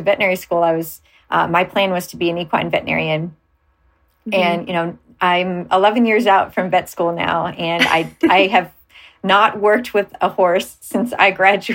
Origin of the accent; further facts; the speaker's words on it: Cleveland, Ohio, United States; moved away; I'm from Cleveland, Ohio originally.